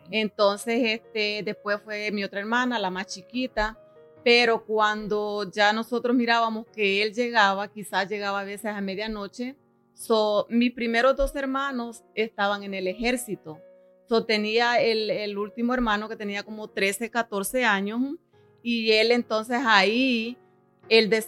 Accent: El Salvador; Soy del Salvador, donde mi familia pues es bastante grande.

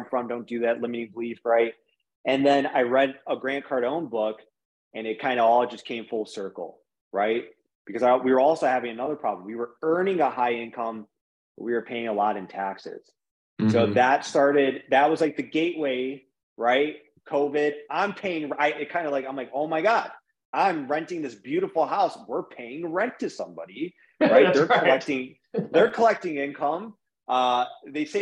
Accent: Michigan, United States; we're from Michigan and it's cold here

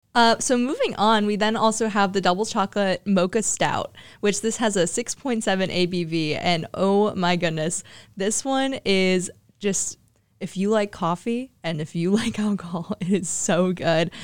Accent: Hilliard, Ohio, United States; I'm from Hilliard, Ohio

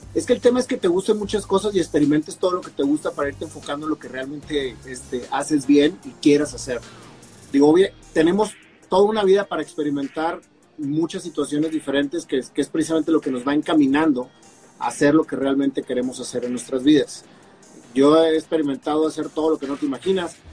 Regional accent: Monterrey, Nuevo León, Mexico; soy mexicano, nacido en Monterrey, Nuevo León, eh, con mucho orgullo

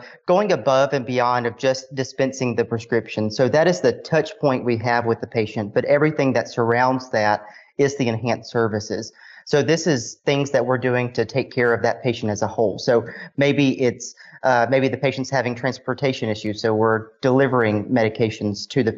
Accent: Walnut, Mississippi, United States; moved away as an adult; also born or lived in Concord, North Carolina; I'm originally from Walnut, Mississippi.

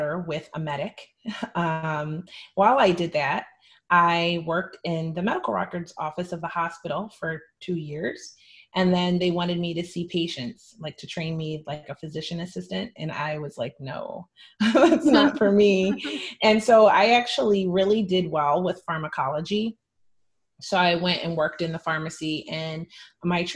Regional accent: Hershey, Pennsylvania, United States; also born or lived in Philadelphia, Pennsylvania; I was born in Philadelphia to a quite dysfunctional family. And I was the child of divorce. And my mother, she entered a new relationship with a man who was mentally ill while she was struggling with mental health issues. So that made my childhood really unbalanced until about fourth grade when I was accepted into the Milton Hershey School, which is a private school in central Pennsylvania.

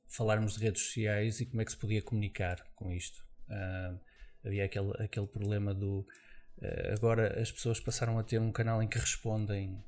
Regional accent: Viana do Castelo, Norte, Portugal; moved away as an adult; also born or lived in Mozambique / Vila Real / Lisbon; vim para Portugal com 5 anos de idade. Uh, vim para Viana do Castelo, portanto, onde passei lá a minha infância toda.

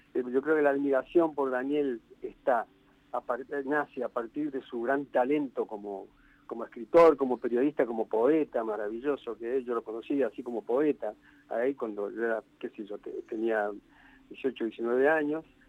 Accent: Argentina; moved away as an adult; also born or lived in France; yo me fui de Argentina

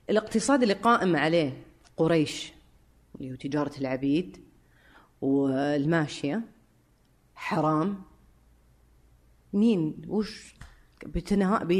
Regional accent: Syria; بس الحين ذكرت النقطه فانا سوري آه، برجع لها

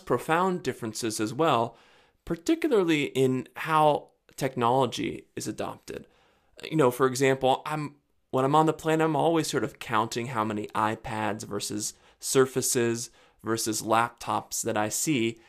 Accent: West Virginia, United States; where I live, my hometown in the rural, remote West Virginia mountains

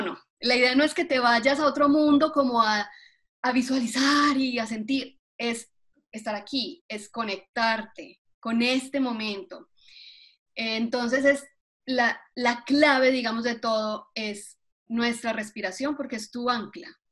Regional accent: Colombia; now in Atlanta, United States; yo soy colombiana, em, ya llevo aquí más años de los que viví en Colombia

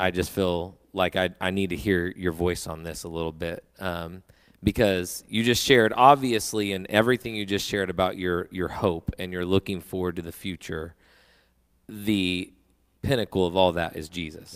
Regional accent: United States; as an American

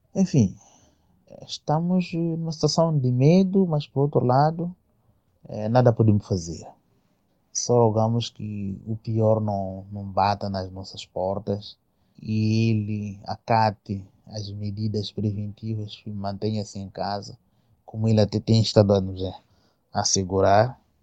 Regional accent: Mozambique; aqui no nosso país, sabia que é um país pobre

